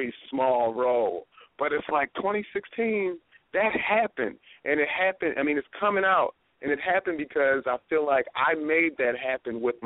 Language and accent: English; Baltimore, Maryland, United States; moved away; also born or lived in Northern California; I'm a comedian from Baltimore